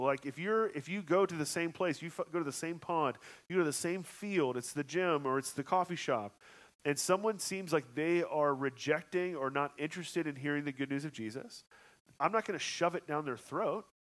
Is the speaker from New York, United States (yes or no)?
no; Georgia, United States; also born or lived in Colorado; now in Kansas City, United States; I'm from Georgia